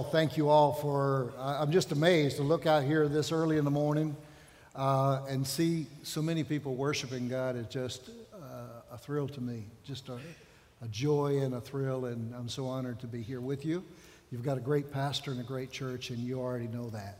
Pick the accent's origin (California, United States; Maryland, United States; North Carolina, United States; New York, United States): North Carolina, United States; Outer Banks; moved away as an adult; also born or lived in Spain; I'm from North Carolina, from the Outer Banks is my home. And grew up like so many of you